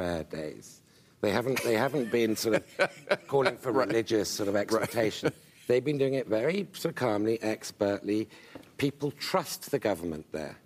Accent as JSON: {"language": "English", "country": "United Kingdom", "moved": "yes", "lives_now": "Washington, D.C., United States", "said": "as a Brit"}